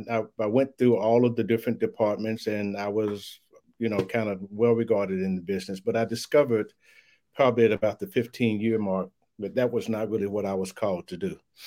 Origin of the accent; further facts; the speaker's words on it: Louisville, Kentucky, United States; You know, I was raised in Louisville, Kentucky, went to high school there.